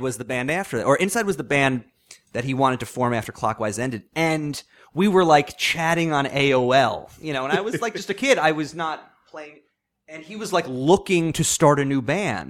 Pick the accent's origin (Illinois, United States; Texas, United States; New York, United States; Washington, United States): New York, United States; Long Island; growing up on Long Island